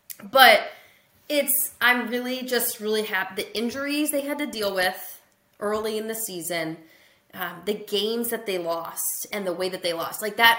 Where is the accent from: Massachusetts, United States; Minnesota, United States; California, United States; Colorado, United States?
Minnesota, United States; I grew up in Minnesota